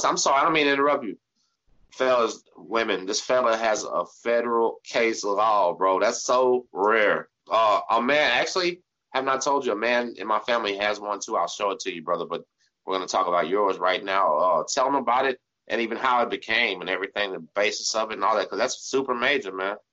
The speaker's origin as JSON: {"language": "English", "region": "Texas", "country": "United States", "said": "We're from Texas"}